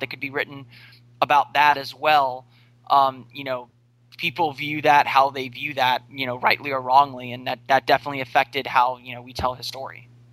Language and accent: English; Orlando, Florida, United States; I grew up on on the East Coast. Um, you know, I'm, I'm from Orlando